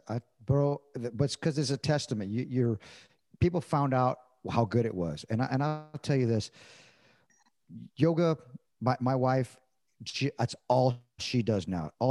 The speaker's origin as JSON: {"language": "English", "region": "California", "country": "United States", "said": "I'm coming from Southern California with Mexican food mecca"}